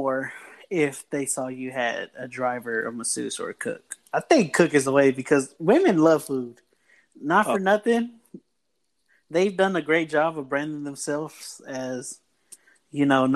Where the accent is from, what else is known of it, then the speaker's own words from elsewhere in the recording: Texas, United States; we are from Texas